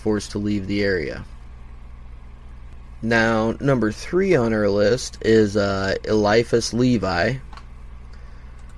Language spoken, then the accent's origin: English; Indiana, United States; my home state of Indiana